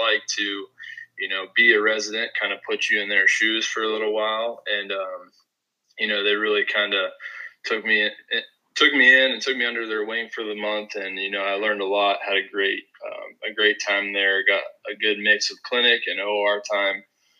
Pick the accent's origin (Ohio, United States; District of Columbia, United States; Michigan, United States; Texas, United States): Ohio, United States; Zanesville; moved away as an adult; now in North Royalton, United States; I am a fourth-year student at Kent. I'm originally from Zanesville, Ohio